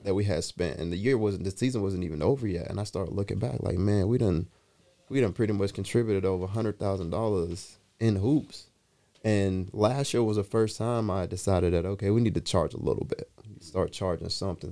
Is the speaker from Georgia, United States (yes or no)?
yes; Atlanta, Georgia, United States; moved away; I'm from Atlanta. I grew up in, in Teckwood Homes.